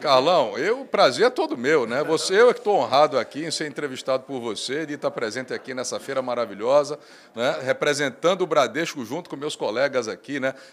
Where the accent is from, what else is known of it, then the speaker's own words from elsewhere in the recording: Recife, Pernambuco, Brazil; eu nasci no Recife, né? sou filho de mãe pernambucana e pai mineiro.